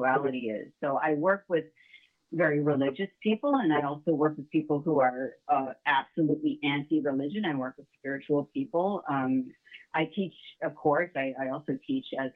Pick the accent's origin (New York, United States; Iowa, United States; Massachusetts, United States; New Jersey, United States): New York, United States; upstate; also born or lived in Illinois / Manhattan / Rockland County / New Mexico; I was born in Illinois, but I was only there for about 3 to 6 weeks. I think it was 6 weeks. And then I moved to New York State, upstate. And I've essentially been a New Yorker my whole life